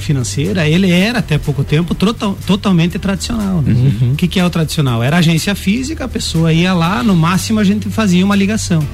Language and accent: Portuguese; Tapejara, Brazil; moved away as an adult; now in Lages, Brazil; sou natural de Tapejara. Estou em Lages há um ano e meio